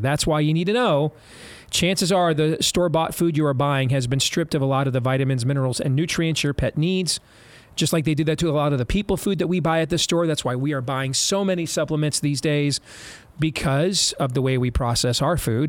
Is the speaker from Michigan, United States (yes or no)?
yes; Michigan, United States; we're all from Michigan and our whole family's Michigan fans